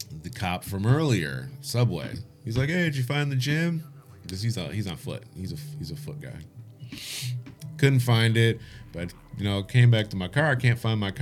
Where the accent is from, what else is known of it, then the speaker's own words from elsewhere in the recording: Detroit, Michigan, United States; now in England, United Kingdom; I'm from Detroit.